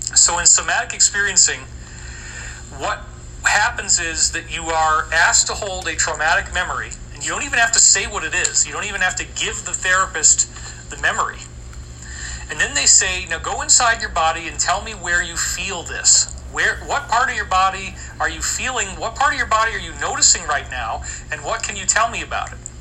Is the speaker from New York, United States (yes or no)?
yes; Scotia, New York, United States; I grew up in Scotia, New York, right down the street from me